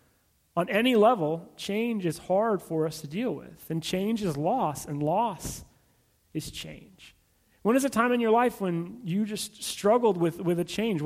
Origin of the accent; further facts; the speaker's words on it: California, United States; also born or lived in Abilene, Texas; I was from California